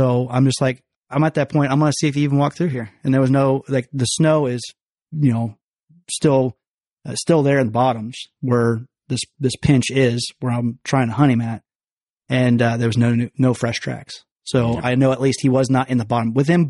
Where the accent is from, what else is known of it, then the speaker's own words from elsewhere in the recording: Illinois, United States; Yeah, and I came from Illinois, so the gun pressure over there, from what I remember, it's crazy.